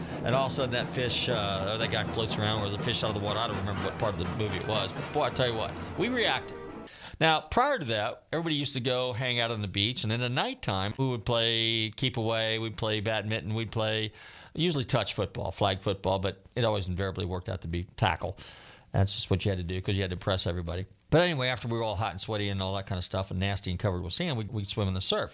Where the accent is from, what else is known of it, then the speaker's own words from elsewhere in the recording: Northern California, United States; when I grew up in Northern California